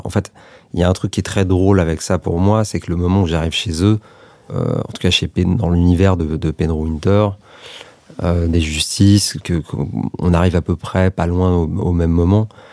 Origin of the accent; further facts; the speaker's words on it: France; also born or lived in Serbia; j'ai grandi à, moitié en France, à moitié en Serbie, euh, parce qu'on y allait beaucoup avec ma mère, parce qu'elle vient de là-bas